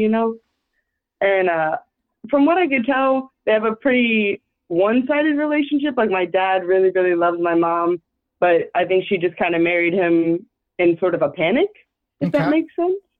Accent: Austin, Texas, United States; I'm from Texas, Austin, Texas

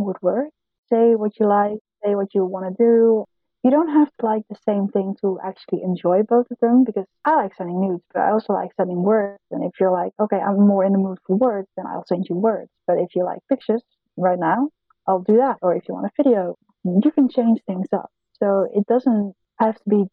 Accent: Netherlands; English is a second language; In the Netherlands, we learn English from a very young age.

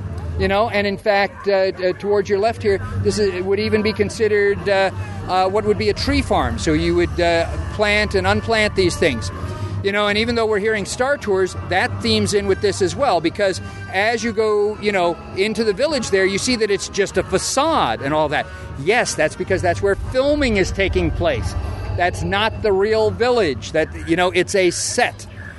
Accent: Hollywood, California, United States; But again, as I said, I grew up in Hollywood, and I actually visited some of the movie studios.

